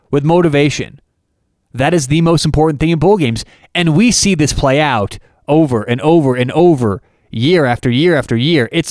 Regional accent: Denver, Colorado, United States; I'm from Denver, Colorado

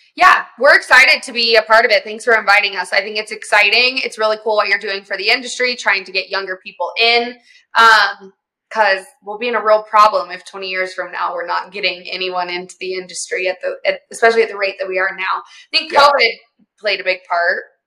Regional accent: the South, United States; I grew up in the South, um, and my family does um, like oil and gas servicing

